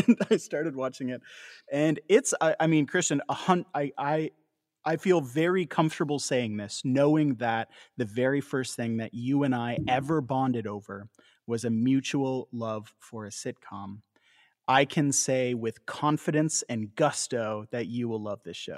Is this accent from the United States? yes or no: no; Canada; we as Canadians